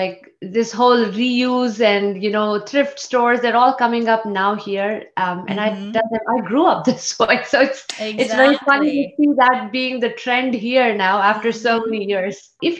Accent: India; moved away; I grew up in India

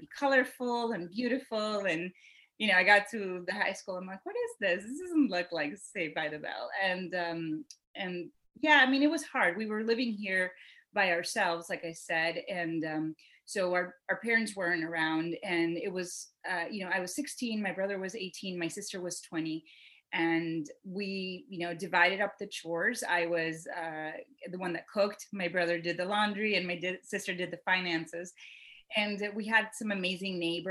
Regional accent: Barquisimeto, Lara, Venezuela; first language Spanish; English is a second language; also born or lived in Pennsylvania, United States; now in United States; I was actually born and raised in Venezuela and in a little town called Barquisimeto.

